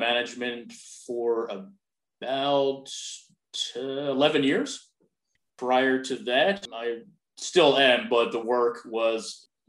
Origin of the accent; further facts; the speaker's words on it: Maple Shade, New Jersey, United States; also born or lived in Medford, New Jersey; Purely born and raised in southern New Jersey in a small town called Maple Shade. About a half hour south of Philadelphia, Pennsylvania.